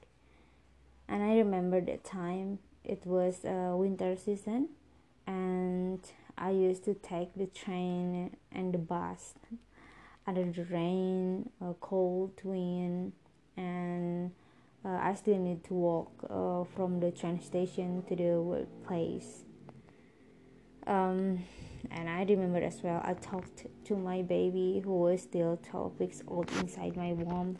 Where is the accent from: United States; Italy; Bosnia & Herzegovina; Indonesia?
Indonesia; from Indonesia